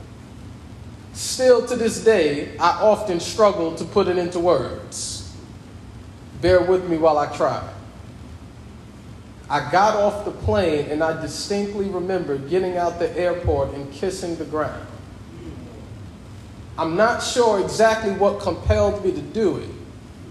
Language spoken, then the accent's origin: English; United States; myself as an American citizen, my passport, my tax dollars